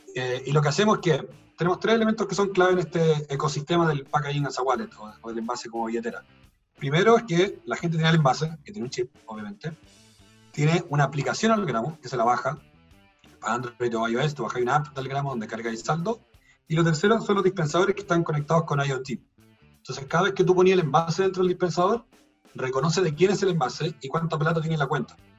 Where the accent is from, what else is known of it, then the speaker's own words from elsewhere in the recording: Chile; como chilenos somos re malos